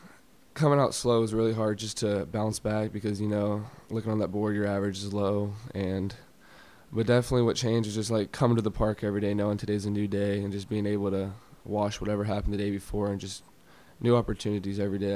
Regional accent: Florida, United States; So I am from Florida, and there's not really a known Florida team, especially in the NFL.

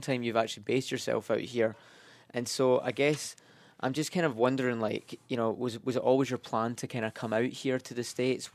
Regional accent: Scotland, United Kingdom; moved away; I'm from Scotland

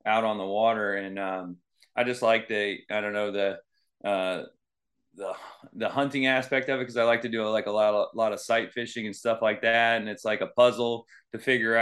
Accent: Venice, Florida, United States; also born or lived in Eastern Illinois; I'm from Venice, Florida. It's in Sarasota County

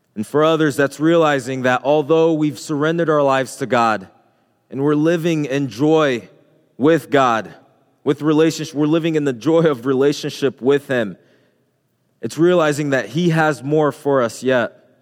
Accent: Haiti; moved away; I can remember growing up in Haiti. Um, when I was a little boy, just walking the streets, walking from school

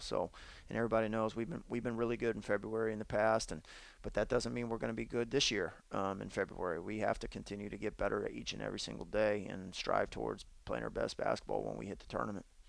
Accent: Phoenix, Arizona, United States; now in Portland, United States; being born in Phoenix and and living there for quite some time

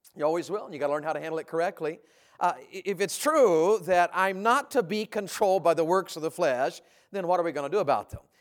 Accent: Tennessee, United States; also born or lived in Santa Rosa County, Florida; now in Florida, United States; When I grew up in Tennessee

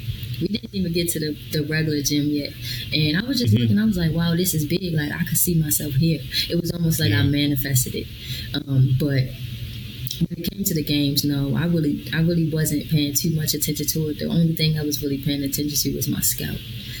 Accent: Baltimore, Maryland, United States; now in San Marcos, United States; with me growing up in Baltimore, I wouldn't have wanted to have it any other way

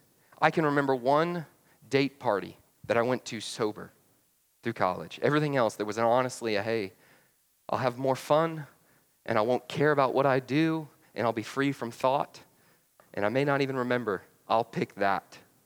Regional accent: Atlanta, Georgia, United States; Yeah, well, I was from Atlanta. We didn't two-step, right?

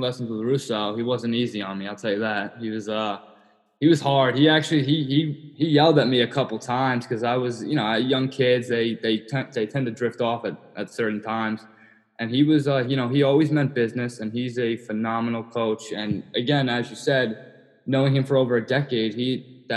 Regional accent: Long Island, New York, United States; Growing up in Long Island was great. I made a lot of friends at the high school I went to, which is Plainview JFK

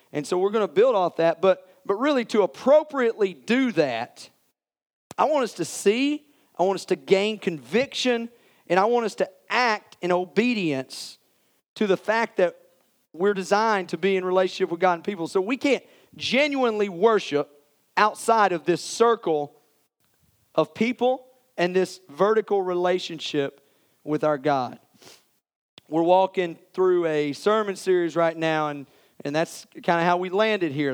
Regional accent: Morristown, Tennessee, United States; I grew up in Morristown, went to West Elementary

